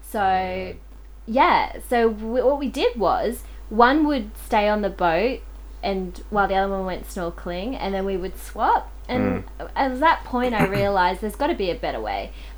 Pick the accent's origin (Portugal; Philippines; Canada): Philippines; now in Australia; Yeah, well, definitely being Filipino, or just as the modeling or acting world would categorize you as Asian, I think that's been real difficult. So trying to be an actor in the Australian industry has been so difficult.